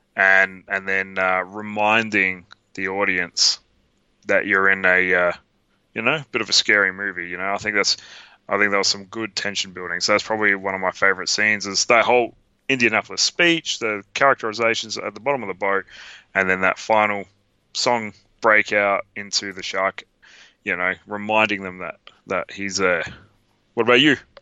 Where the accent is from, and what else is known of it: Australia